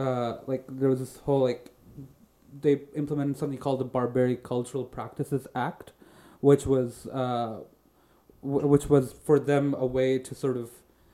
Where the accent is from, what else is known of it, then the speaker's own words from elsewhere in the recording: India; also born or lived in Saudi Arabia; I'm Indian. My parents are Indian. I was born in Saudi Arabia, and I lived the first few years of my life in a very like Indian community in Saudi Arabia